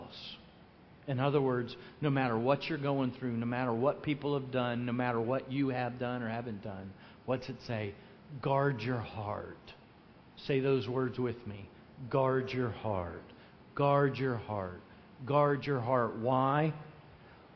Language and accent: English; Lake Wales, Florida, United States; I'm from Lake Wales